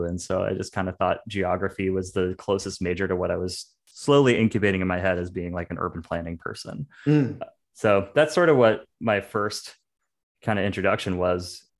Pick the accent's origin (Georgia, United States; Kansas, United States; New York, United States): New York, United States; New York City; moved away as an adult; also born or lived in Chicago; having been born and raised in New York City